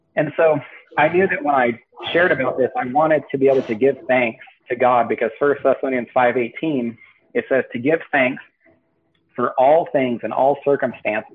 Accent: Northern California, United States; moved away as an adult; now in Washington, United States; I was raised in Northern California, and then I, I, I spent most of my life in California.

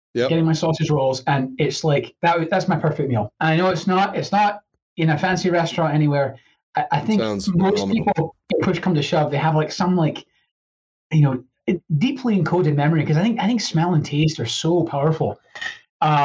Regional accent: Edinburgh, Scotland, United Kingdom; moved away; I grew up in Edinburgh, which is a very proper place.

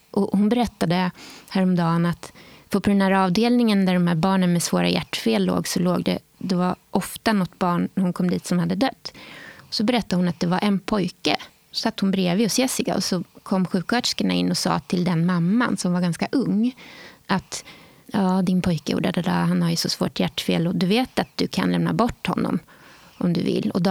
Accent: Skåne, Sweden; De hade bandvagnar för att hämta folk ute på landsbygden i Skåne den vintern. Men eh, ja, där föddes jag med eh, en skara äldre syskon

